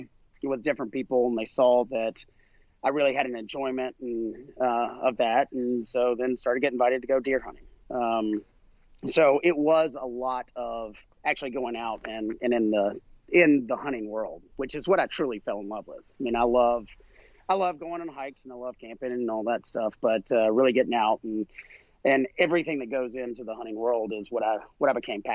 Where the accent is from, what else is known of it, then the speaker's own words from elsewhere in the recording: South Carolina, United States; down here in the South. I grew up in South Carolina.